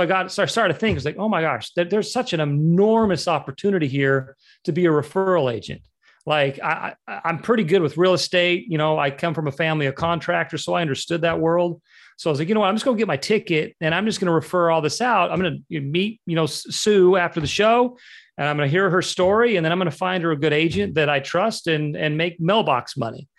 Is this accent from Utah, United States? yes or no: yes; Utah, United States; moved away as an adult; also born or lived in Los Angeles / Southeast Florida; I was born and raised in Utah. Um, I moved to to Los Angeles to pursue the dream at age 18